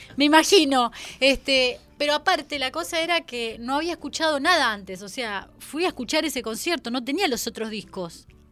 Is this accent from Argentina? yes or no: yes; Rosario, Santa Fe, Argentina; now in Buenos Aires, Argentina; yo soy rosarina, así que todavía no me había venido a vivir acá a Buenos Aires